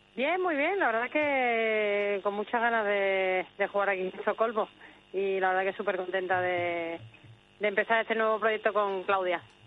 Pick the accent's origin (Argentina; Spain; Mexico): Spain; also born or lived in Sweden; yo tengo doble nacionalidad desde que nací y bueno, me siento evidentemente española, me siento sueca